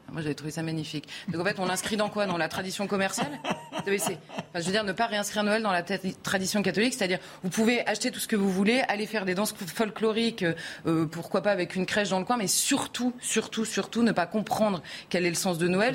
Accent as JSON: {"language": "French", "country": "France", "accent": "very French", "said": "j'ai un accent très français"}